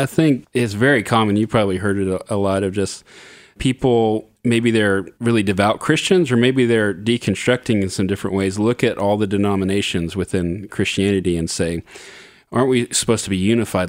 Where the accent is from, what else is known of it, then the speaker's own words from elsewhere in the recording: Southern California, United States; I grew up in Southern California